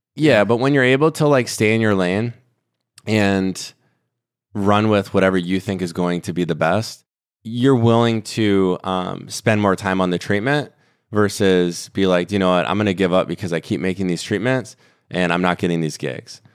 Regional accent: Minnesota, United States; I grew up in Minnesota

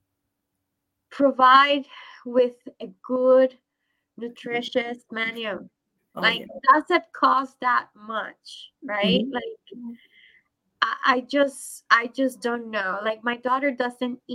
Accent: Puerto Rico; now in United States; I grew up in Puerto Rico

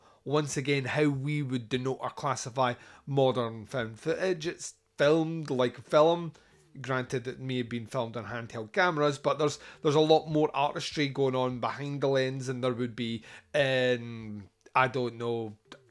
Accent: Scotland, United Kingdom; I'm Scottish

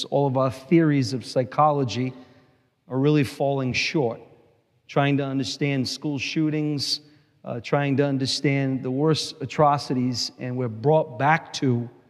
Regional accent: Providence, Rhode Island, United States; I grew up in Providence.

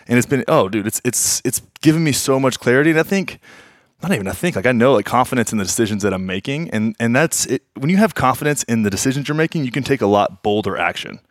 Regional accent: Graham, Texas, United States; I grew up in Graham, Texas, man. Nine thousand people

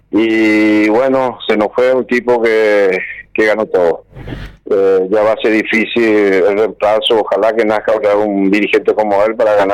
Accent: Paraguay; somos paraguayos, yo soy fanático de mi país, siempre fui fanático, siempre quise volver, nunca pensé cuando estuve afuera quedarme en un país siempre pensé de volver a, Paraguay porque quiero muchísimo a, este país.

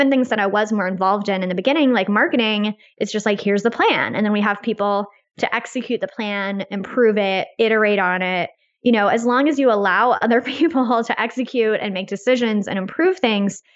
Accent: United States; as an American

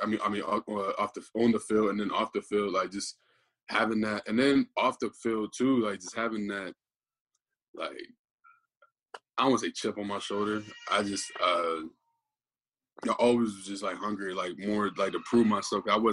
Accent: Beaver Falls, Pennsylvania, United States; moved away as an adult; now in Michigan, United States; growing up in Beaver Falls, I know we're a little small town

